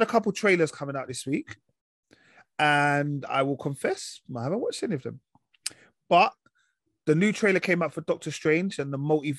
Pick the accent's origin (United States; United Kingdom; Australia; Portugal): United Kingdom; London; also born or lived in Isle of Dogs; I was born in Mile End